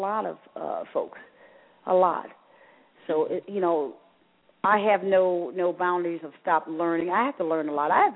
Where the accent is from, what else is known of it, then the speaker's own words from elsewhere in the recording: Sumter, South Carolina, United States; moved away; a small-town girl from Sumter, South Carolina